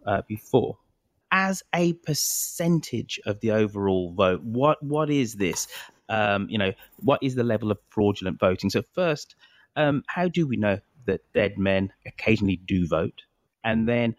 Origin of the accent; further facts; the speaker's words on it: United Kingdom; as a Brit